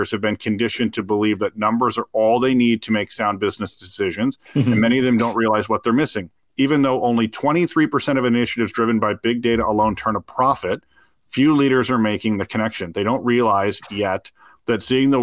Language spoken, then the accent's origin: English; Detroit, Michigan, United States; I grew up in the Detroit area